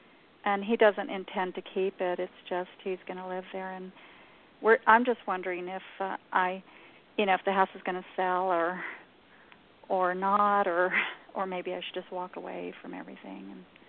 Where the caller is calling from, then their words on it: New Mexico, United States; I'm in New Mexico.